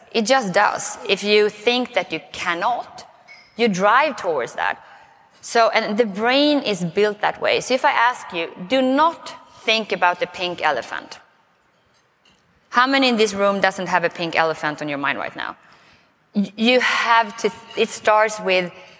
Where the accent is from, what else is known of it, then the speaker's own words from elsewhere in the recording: Sweden; accent: Swenglish; English is a second language; moved away as an adult; now in United States; I may start with a funny accent because I'm from Sweden. So it's Swenglish